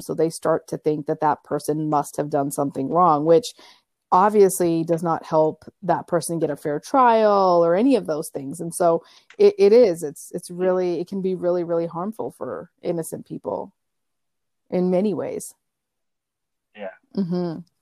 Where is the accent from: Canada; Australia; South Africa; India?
Canada; moved away as an adult; also born or lived in Africa; now in New York, United States; I grew up my entire life in Canada